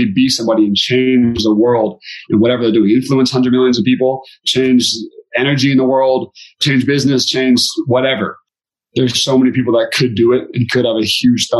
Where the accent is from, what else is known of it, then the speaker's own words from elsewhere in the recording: Beaverton, Oregon, United States; I'm from Beaverton, Oregon